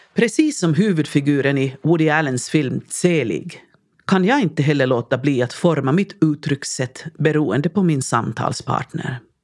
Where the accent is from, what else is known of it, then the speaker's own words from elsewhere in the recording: Lahti, Päijät-Häme, Finland; accent: Finnish accent (svenska med finsk brytning); first language Finnish; Swedish is a second language; moved away as an adult; also born or lived in Sweden / Helsinki capital region; mitt tonårsjag hemma i Lahtis hade vetat att jag en dag ska bo och studera i Sverige